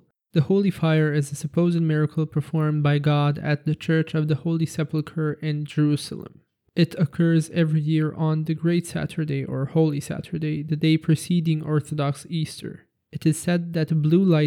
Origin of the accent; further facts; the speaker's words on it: Serbia; my home country Serbia